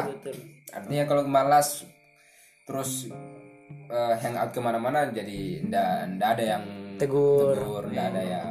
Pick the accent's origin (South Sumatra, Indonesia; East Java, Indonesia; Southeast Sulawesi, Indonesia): Southeast Sulawesi, Indonesia; saya kan orang Buton, yeah. orang kepulauan lah. Kepulauan. Kampungnya di pesisir.